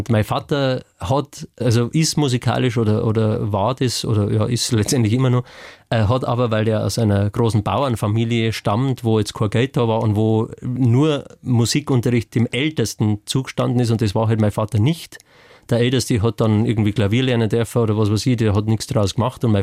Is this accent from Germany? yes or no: yes; Bavaria, Germany; also ich bin äh, laut Pass in Oberbayern geboren, beide Eltern sind Oberbayern tatsächlich, aber weil das so grenznah war, haben sie dann äh